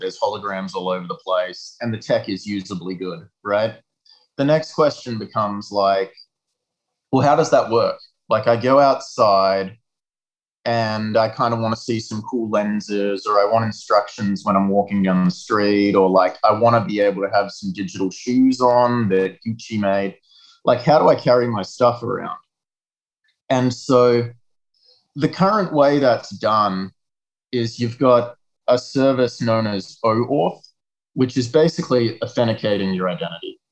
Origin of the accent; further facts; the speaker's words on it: south of Perth, a small town in Western Australia, Australia; now in Montreal, Canada; I grew up in a small town in Western Australia, south of Perth